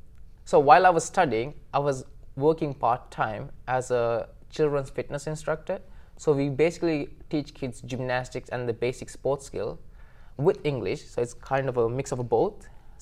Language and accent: English; Sri Lanka; moved away as an adult; now in Tokyo, Japan; So I'm originally from Sri Lanka. I was born and raised in Sri Lanka. And I came from a middle class family.